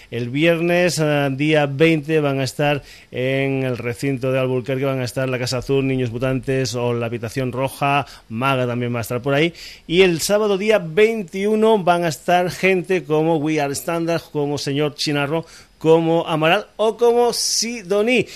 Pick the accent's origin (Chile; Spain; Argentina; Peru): Spain; Extremadura; aquí no podía faltar algo de mi tierra. Nos vamos para Extremadura.